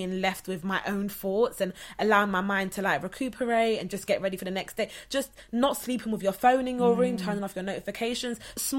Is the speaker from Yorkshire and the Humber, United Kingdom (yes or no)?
no; London, United Kingdom; I'm from Southeast London